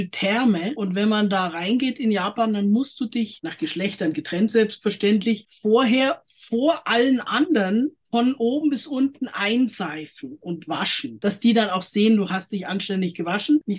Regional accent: Germany

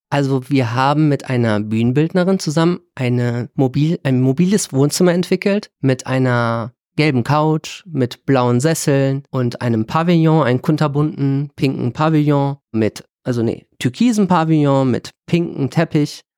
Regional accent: Vilsbiburg, Bavaria, Germany; now in Düsseldorf, Germany; tatsächlich bin ich in Vilsbiburg zur Schule gegangen. Das heißt, ich habe mal eine Zeit lang in Bayern gelebt

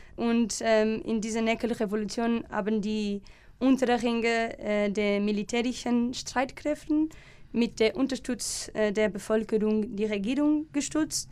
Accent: Alcobaça, Leiria District, Portugal; German is a second language; moved away as an adult; now in Germany; ich komme aus Portugal, ähm, genauer aus Alcobaça

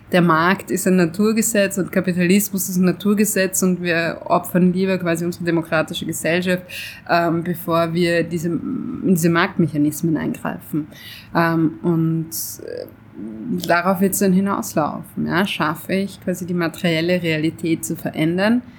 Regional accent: Switzerland; weil ich bin Schweizer, ich bin ein Mann

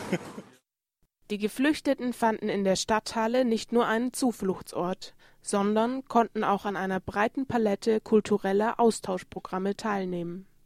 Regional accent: Berlin, Germany; Das kenne ich von Berlin. Ich komme aus Berlin.

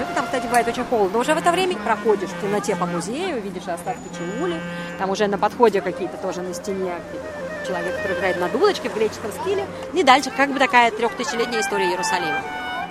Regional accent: Riga, Latvia; now in Germany; я выросла на море, я выросла в Риге.

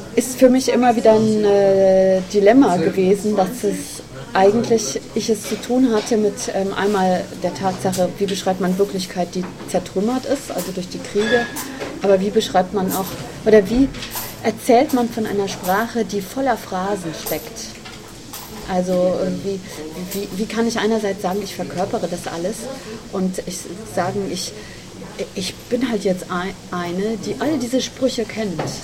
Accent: the West, West Germany, Germany; ich komme ja nun aus dem Westen und äh, denke, kenne auch eben viele oder bin in einer Region aufgewachsen, die sehr stark geprägt ist von diesem Wirtschaftswunder

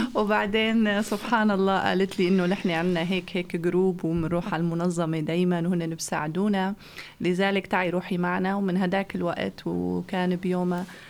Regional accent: Aleppo, Aleppo Governorate, Syria; moved away as an adult; also born or lived in Germany; now in Flensburg, Germany; من سوريا من حلب

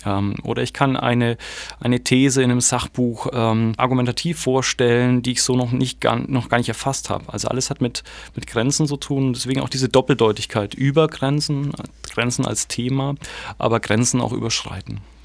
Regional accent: Germany; wir sind am Schluss im selben Land auch aufgewachsen

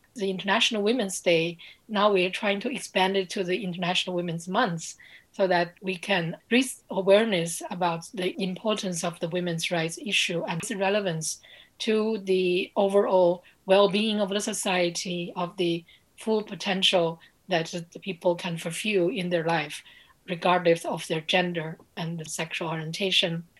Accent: Beijing, China; I speak with you from Beijing, China, my hometown

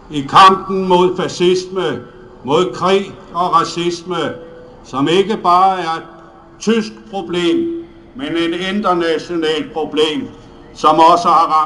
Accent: Denmark; Jeg kommer fra Danmark sammen med en række andre kammerater

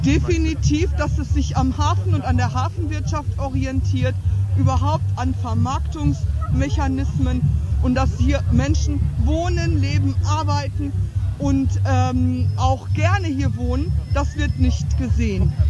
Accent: Hamburg, Germany; ich komme ja aus dem Hamburger Süden, genauer aus Wilhelmsburg

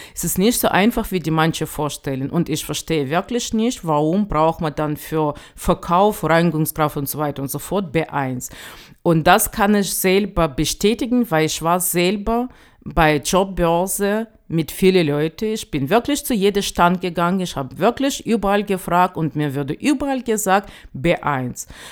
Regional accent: Ukraine; German is a second language; now in Chemnitz, Germany; als Ukrainer

